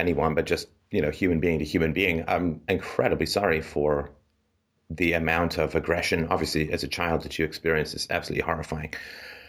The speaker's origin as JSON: {"language": "English", "region": "England", "country": "United Kingdom", "tie": "born or raised there", "moved": "yes", "said": "I'm British, and or at least grew up in England"}